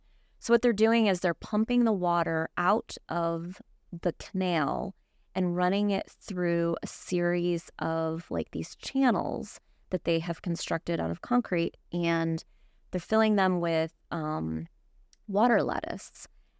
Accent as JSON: {"language": "English", "region": "Michigan", "country": "United States", "tie": "born or raised there", "moved": "as an adult", "lives_now": "Florida, United States", "said": "So I grew up in Michigan, the Great Lakes. I was always surrounded by water, grew up on the water."}